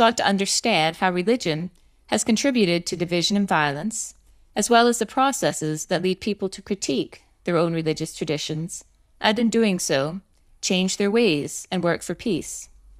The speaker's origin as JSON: {"language": "English", "region": "Maine", "country": "United States", "tie": "born or raised there", "also_born_or_lived": "Rhode Island", "moved": "as an adult", "lives_now": "Northern Ireland, United Kingdom", "said": "I have very much chosen to live in Northern Ireland. I was born in Maine, in the United States"}